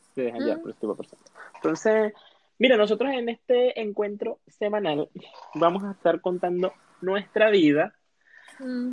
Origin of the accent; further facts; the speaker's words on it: Venezuela; moved away as an adult; also born or lived in Colombia; now in Chile; nosotros somos venezolanos y, estamos migrantes en Chile.